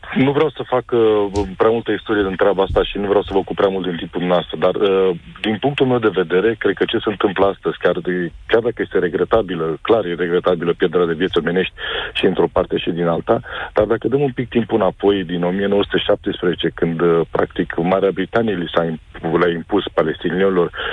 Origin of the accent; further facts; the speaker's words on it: Romania; Noi, ca români